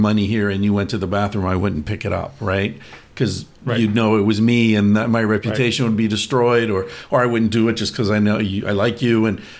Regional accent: Bellefonte, Pennsylvania, United States; I was born in Bellefonte.

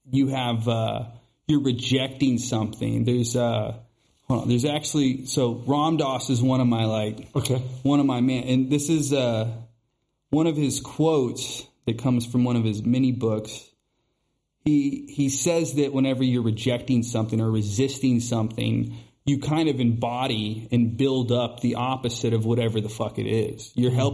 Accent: the South, United States; I grew up in the South

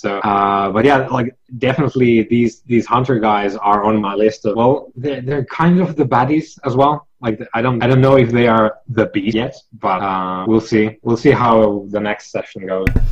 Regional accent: Finland; I'm from Finland

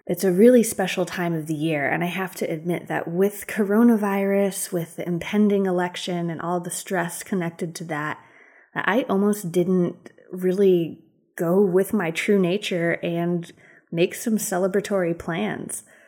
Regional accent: Western Massachusetts, United States; now in Durham, United States

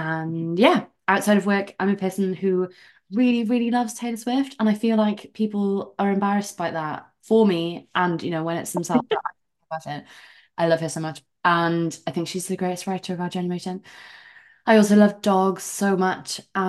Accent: South Wales, United Kingdom; moved away as an adult; also born or lived in London; now in Amsterdam, Netherlands; I am from Wales originally, South Wales, which you could probably hear in my accent. And I moved to London when I was 21

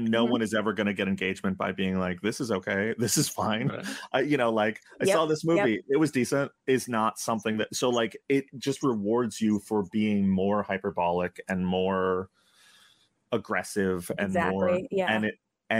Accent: New York, United States; we're from New York

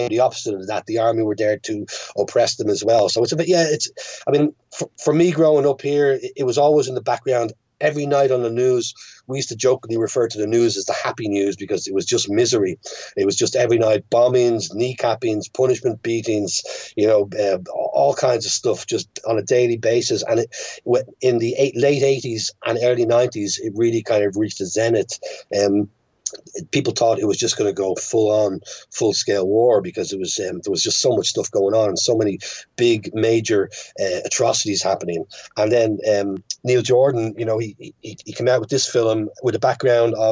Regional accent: Dublin, Leinster, Ireland; born or raised there; moved away as an adult; also born or lived in London / United States / France

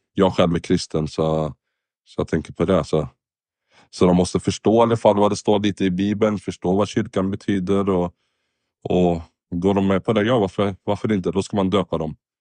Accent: Sweden; also born or lived in Lebanon; Jag är från Libanon, men uppväxt i Sverige nästan. Har bott det mesta av mitt liv i Sverige

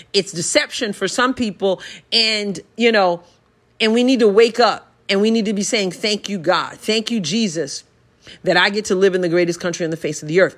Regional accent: United States; Americans, we are blessed to be in America

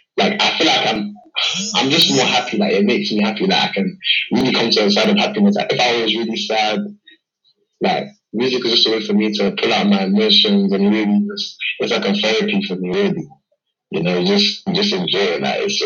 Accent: London, United Kingdom; I'm a musician from London, East London, and I'm speaking to you guys from the UK.

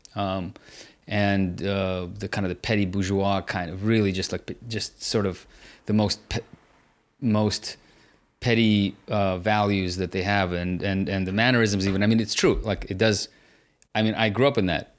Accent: San Francisco, California, United States; also born or lived in Leningrad, Russia; I grew up in San Francisco

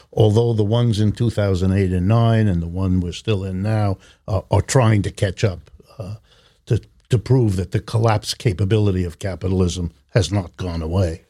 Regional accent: Youngstown, Ohio, United States; I've spent most of my life here in the United States. I was born in Youngstown, Ohio

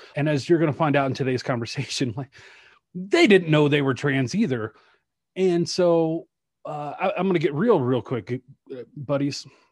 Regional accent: Shreveport, Louisiana, United States; also born or lived in Colorado Springs, Colorado; now in Denver, United States; I was a white kid growing up in Shreveport, Louisiana

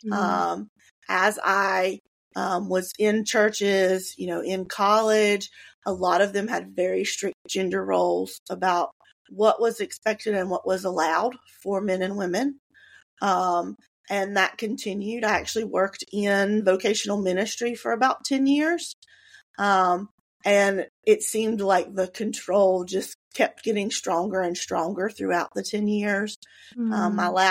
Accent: North Carolina, United States; I grew up here. I am born and bred North Carolina

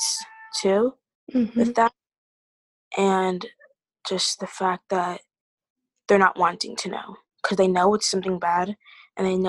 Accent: Iowa, United States; being born and raised in Iowa

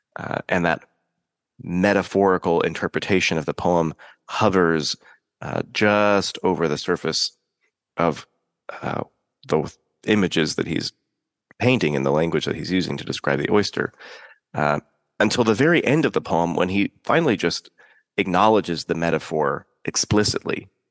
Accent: Pacific Northwest, United States; I grew up in the Pacific Northwest

